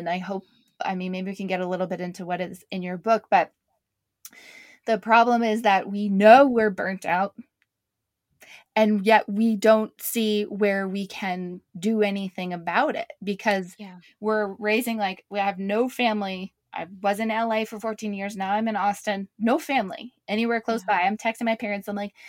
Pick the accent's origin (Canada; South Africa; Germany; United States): Canada; I'm from Canada originally. I think we do a bit better in Canada.